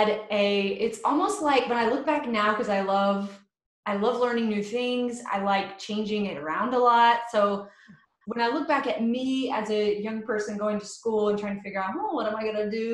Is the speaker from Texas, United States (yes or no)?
no; Johnson City, Tennessee, United States; moved away; also born or lived in Nashville, Tennessee / Chattanooga, Tennessee; I started out in Johnson City. That was my hometown